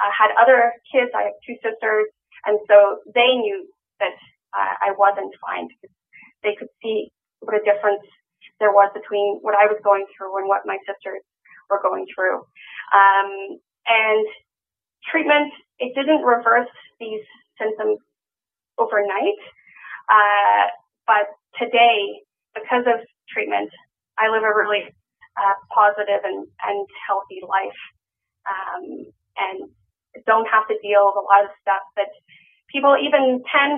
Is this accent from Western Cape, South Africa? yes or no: yes; Cape Town, Western Cape, South Africa; I was born in Cape Town, South Africa in 1983